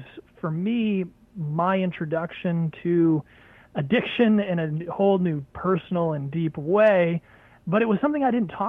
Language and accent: English; New Hampshire, United States; I moved back to my home state of New Hampshire